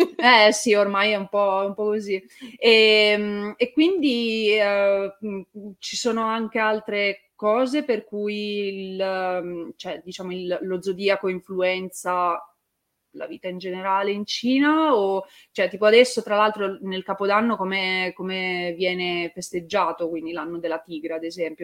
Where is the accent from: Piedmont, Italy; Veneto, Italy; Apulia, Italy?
Piedmont, Italy; Turin; io sono di Torino